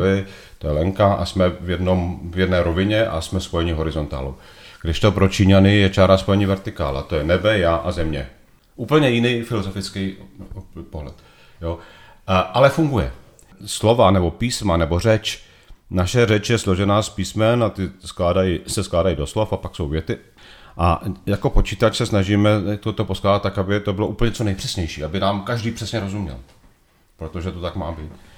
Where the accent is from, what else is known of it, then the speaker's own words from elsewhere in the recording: Znojmo, South Moravian Region, Czechia; moved away as an adult; also born or lived in Mexico / Brussels / Italy / Beijing; Znojmo je moje rodné město. Vyrůstal jsem v Ramoticích, do Znojma jsem chodil na gymnázium